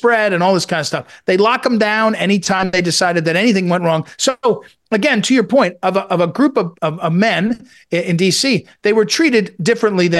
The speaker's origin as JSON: {"language": "English", "region": "East Coast", "country": "United States", "tie": "born or raised there", "lives_now": "Virginia, United States", "said": "I grew up on the East Coast"}